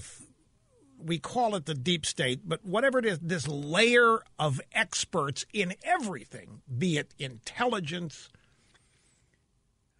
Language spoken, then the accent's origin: English; Missouri, United States; I'm from Missouri.